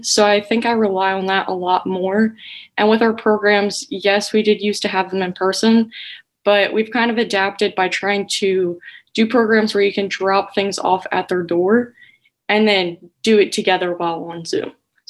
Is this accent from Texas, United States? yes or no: no; Martinsburg, West Virginia, United States; I'm from Martinsburg, West Virginia.